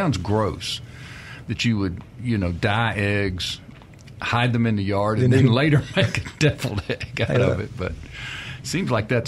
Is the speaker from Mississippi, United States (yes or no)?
yes; Mississippi, United States; Well, you know, growing up in Mississippi, we had ham.